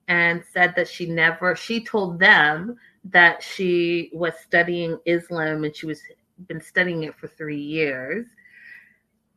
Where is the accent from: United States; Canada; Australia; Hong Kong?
Canada; I'm Canadian